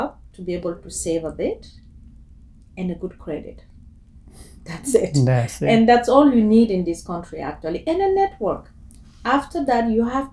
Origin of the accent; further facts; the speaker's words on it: Guinea; moved away as an adult; now in Toronto, Canada; I'm from Guinea, West Africa. Born and raised there, and I came to Canada 13 years ago